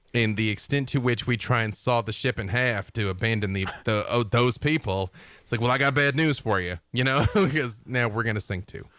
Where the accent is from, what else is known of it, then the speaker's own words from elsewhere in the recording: Arkansas, United States; I'm from Arkansas